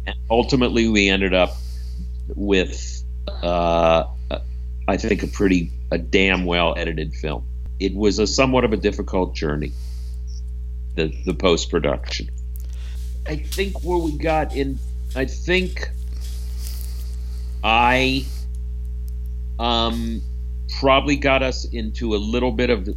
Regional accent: Canton, Ohio, United States; Grew up in Canton, Ohio

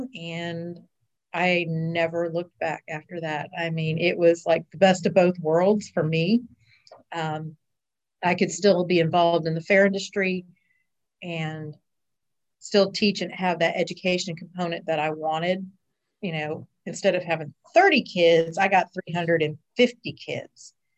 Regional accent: Orlando, Florida, United States; I actually was born and raised in Central Florida in Orlando.

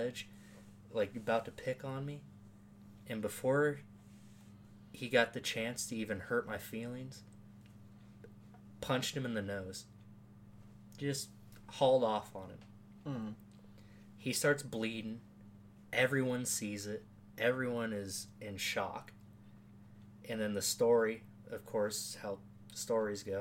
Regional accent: Norwalk, Iowa, United States; also born or lived in Des Moines, Iowa; we moved from Des Moines to Norwalk, the suburbs right outside of Des Moines

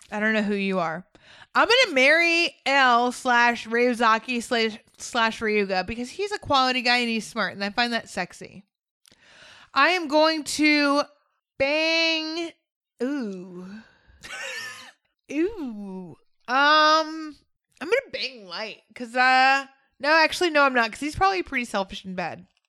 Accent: United States; I'm American

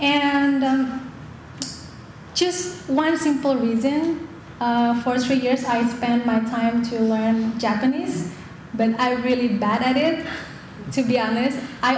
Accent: Indonesia; moved away as an adult; also born or lived in Busan, South Korea; now in Chicago, United States; I'm an Indonesian girl. So I am myself a sleep-looking Asian girl with long black hair

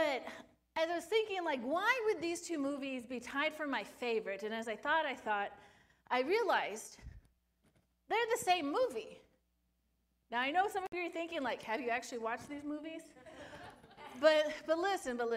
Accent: Sun Valley, California, United States; moved away; also born or lived in Phoenix, Arizona; Sun Valley, my hometown

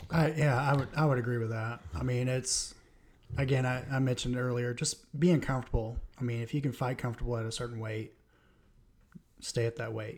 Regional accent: Florida, United States; I'm from Florida.

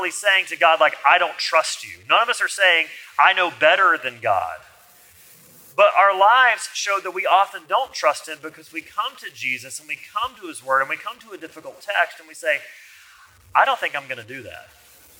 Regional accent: Alabama, United States; I'm from Alabama

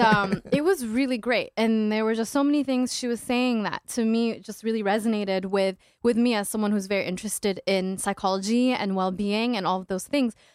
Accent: Saudi Arabia; now in Minneapolis–Saint Paul, United States; my identity being Ethiopian and Eritrean and Muslim and growing up in Saudi Arabia

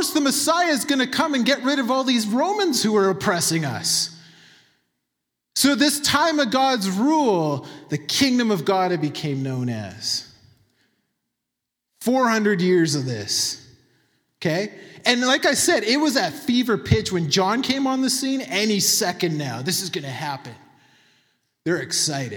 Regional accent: Manitoba, Canada; I'm from Manitoba

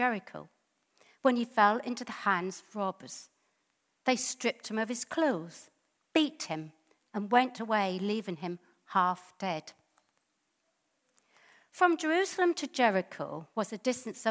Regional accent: England, United Kingdom; And then they came over to England. Mum got married here, and Eddie was the firstborn, and I'm the secondborn.

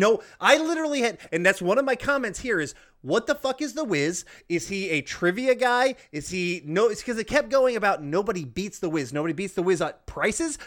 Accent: the South, United States; growing up in the South, fried okra is a staple

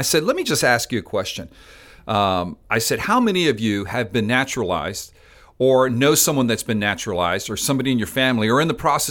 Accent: Spain; now in South Florida, United States; I'm from Spain, islands from the islands, St. Vincent's, Barbados.

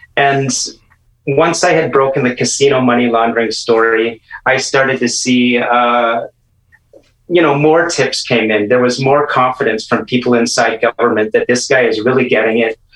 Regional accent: Toronto, Ontario, Canada; moved away as an adult; also born or lived in Vancouver; I'm I'm from the East Toronto area

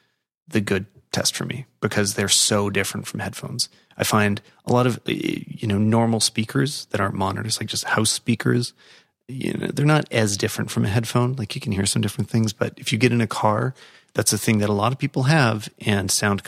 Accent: Canada; And that's cool. And that's good to hear as a Canadian.

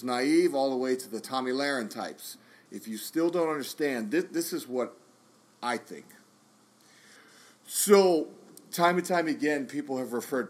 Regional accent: United States; as an American soldier

